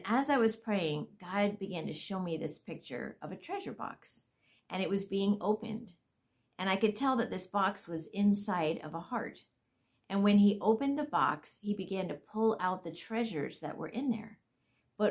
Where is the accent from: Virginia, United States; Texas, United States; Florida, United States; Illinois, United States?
Florida, United States; I'm from Florida